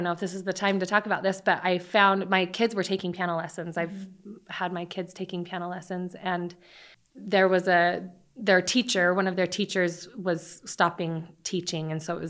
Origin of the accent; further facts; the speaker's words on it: Mesa, Arizona, United States; And I grew up in Mesa is where I'm from, but we did most of our schooling and everything in neighboring Gilbert.